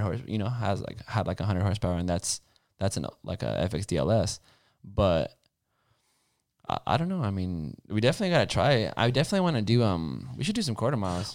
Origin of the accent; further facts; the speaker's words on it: California, United States; I'm from California, like, and I won't leave California